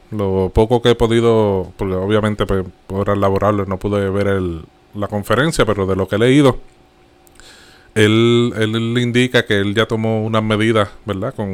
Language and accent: Spanish; Puerto Rico; Como buen boricua.